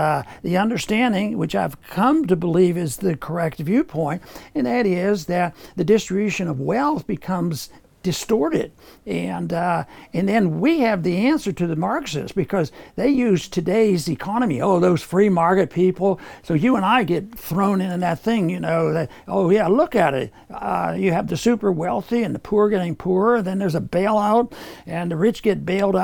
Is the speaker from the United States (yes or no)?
yes; Pennsylvania, United States; and I was from Pennsylvania